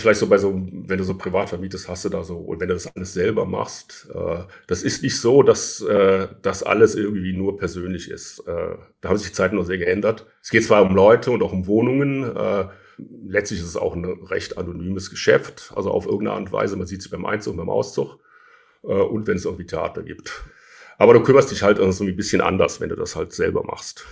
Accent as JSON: {"language": "German", "region": "Rhineland", "country": "Germany", "said": "ich bin ja Rheinländer"}